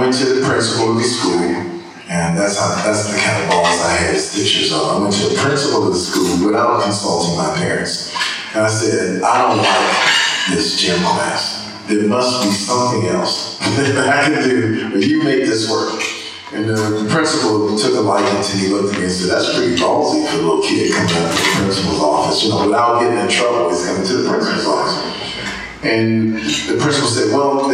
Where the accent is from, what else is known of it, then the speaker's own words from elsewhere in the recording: Detroit, Michigan, United States; At age five, I went to a school in Detroit, Michigan. I'm from Detroit, Michigan